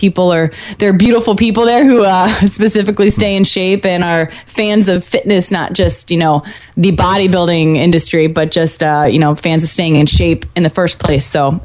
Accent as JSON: {"language": "English", "town": "St. Louis", "region": "Missouri", "country": "United States", "tie": "born or raised there", "said": "St. Louis, my hometown."}